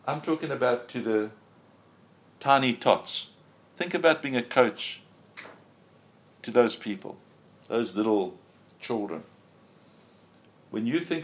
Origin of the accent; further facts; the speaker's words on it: South Africa; we come here from South Africa